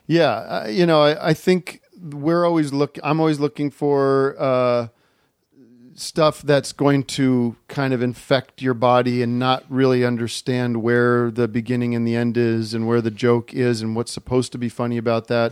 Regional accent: Allentown, Pennsylvania, United States; I grew up in Allentown, Pennsylvania

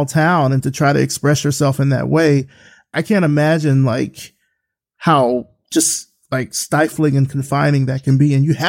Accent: Selma, Alabama, United States; I grew up in a small town. I grew up in Selma, Alabama.

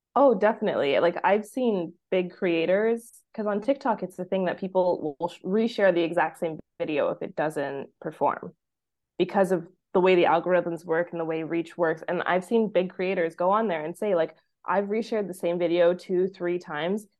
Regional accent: Vancouver, British Columbia, Canada; moved away as an adult; now in Mexico; I am from Vancouver, Canada, and wanted to basically leave winter behind for life

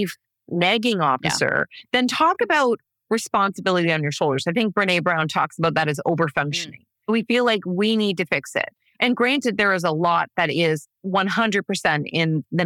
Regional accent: Canada; I come from Canada

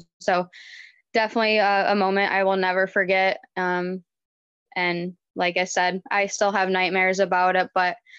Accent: Livonia, Michigan, United States; I grew up in Livonia, Michigan

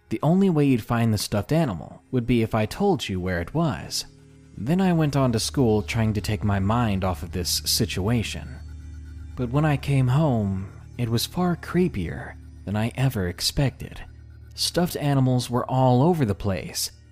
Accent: Georgia, United States; I didn't want to go back to my home state of Georgia.

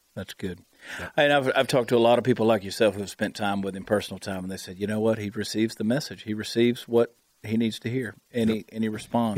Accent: Georgia, United States; I grew up in Georgia, right on the South Carolina line.

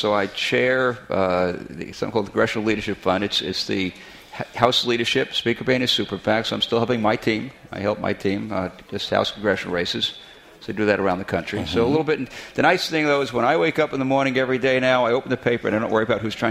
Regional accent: Brooklyn, New York, United States; now in Minnesota, United States; Well, actually, I have a Brooklyn. I grew up in Brooklyn. Oh, I grew up on 1649 East 21st Street, Brooklyn, New York.

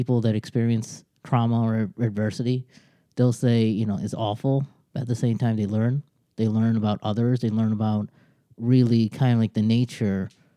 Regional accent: United States; also born or lived in Bangladesh; I came to America at age 2

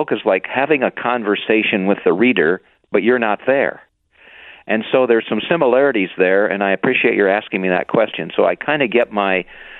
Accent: Indiana, United States; moved away as an adult; also born or lived in Chicago; I grew up in Indiana and then went to Purdue University

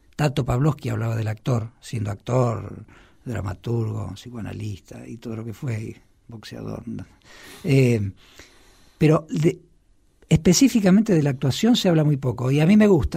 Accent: Argentina; now in Buenos Aires, Argentina; Yo soy un actor argentino de 49 años

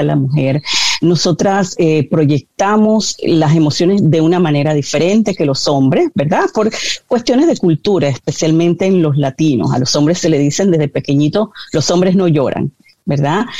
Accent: Panama; now in United States; mi país, yo soy de Panamá

